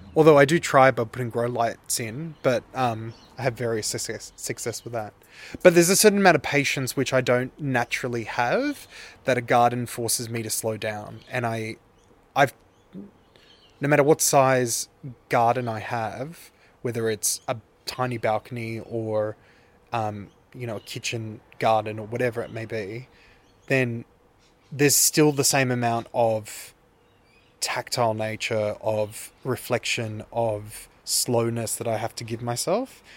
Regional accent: Sydney, New South Wales, Australia; I grew up in Earlwood in Sydney, which is the inner west

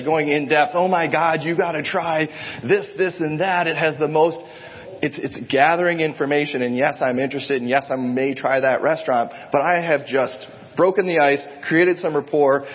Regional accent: Ohio, United States; moved away; I grew up in Ohio

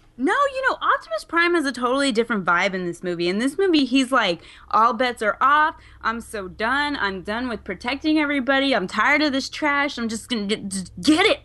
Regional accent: Texas, United States; being a Texan

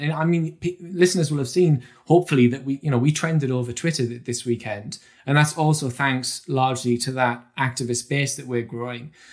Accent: Durham, North East England, United Kingdom; I grew up in County Durham

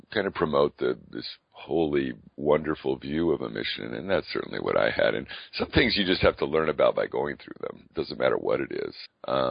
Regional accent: California, United States; moved away; I grew up in California

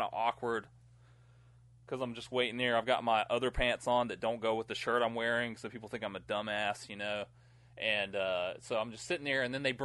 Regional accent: United States; I grew up near Georgia.

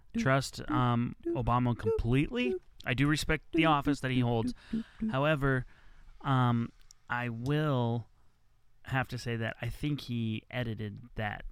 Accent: United States; I was born in America, so I'm an American

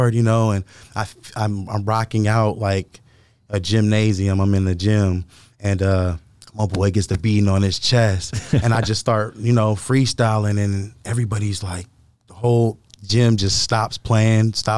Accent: Lancaster, California, United States; also born or lived in Florida; when I was five, I moved to California.

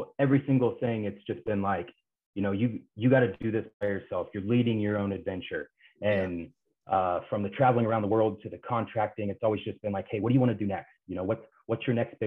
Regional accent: Kansas, United States; moved away; I grew up in a couple small towns in Kansas

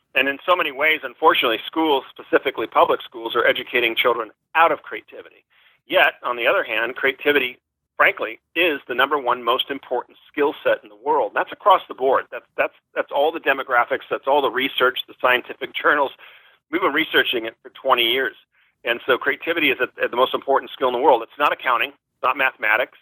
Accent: Newport Beach, California, United States; moved away as an adult; also born or lived in Wellesley, Massachusetts; now in San Diego, United States; I grew up in Newport Beach, California

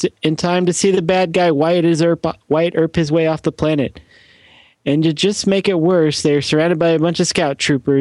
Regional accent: Canada; I'm Canadian

